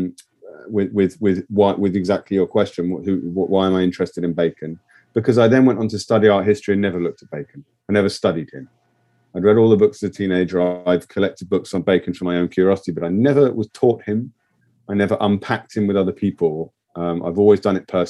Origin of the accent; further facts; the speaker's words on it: England, United Kingdom; as an English person outside of the European Union who loves Europe